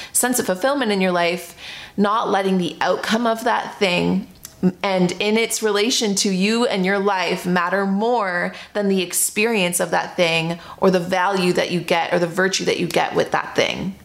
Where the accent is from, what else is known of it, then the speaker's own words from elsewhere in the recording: Toronto, Ontario, Canada; moved away; I'm from Toronto